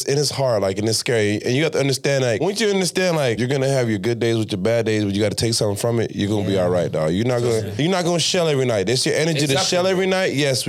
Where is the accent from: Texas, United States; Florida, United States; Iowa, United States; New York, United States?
Florida, United States; Miami; also born or lived in Miramar, Florida / Pembroke Pines, Florida; now in Broward County, United States; Like, Southwest Miami. Not even on no hype. Miramar, no. Cal City, no. I'm from Southwest. Deep, Richmond Heights.